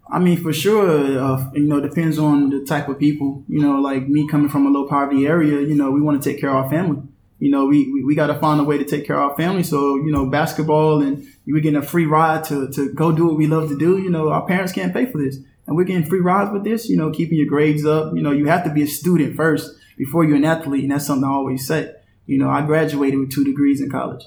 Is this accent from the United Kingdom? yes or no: no; Washington, North Carolina, United States; moved away as an adult; also born or lived in Beaufort County, North Carolina / Pinetown, North Carolina; I'm from Beaufort County, but I was born in Washington, North Carolina.